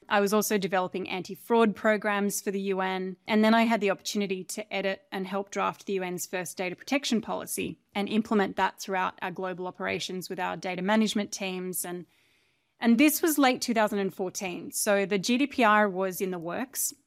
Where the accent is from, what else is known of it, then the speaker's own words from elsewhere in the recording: Australia; moved away as an adult; So I grew up in Australia. on a relatively isolated and large farm.